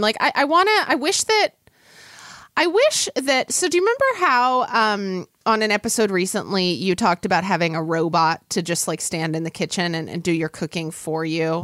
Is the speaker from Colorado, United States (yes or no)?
no; Oklahoma, United States; growing up in Oklahoma, I, you know, it gets wildly hot there in the summer